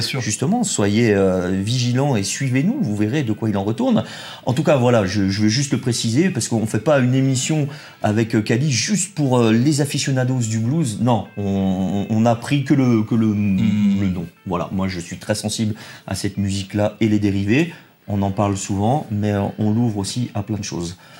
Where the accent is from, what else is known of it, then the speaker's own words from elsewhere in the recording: Saint-Étienne, Auvergne-Rhône-Alpes, France; on est stéphanois